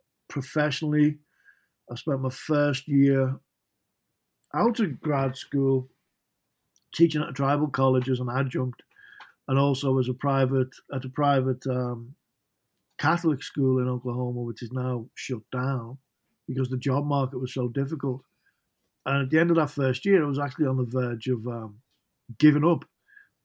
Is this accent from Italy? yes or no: no; Liverpool, North West England, United Kingdom; I'm originally from Liverpool in England